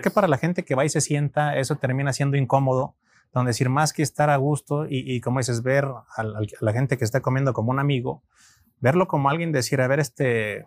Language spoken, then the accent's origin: Spanish; Mexico; como mexicanos